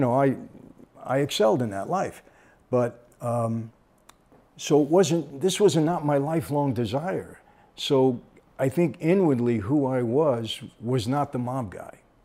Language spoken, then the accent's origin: English; Brooklyn, New York, United States; when we grew up in Brooklyn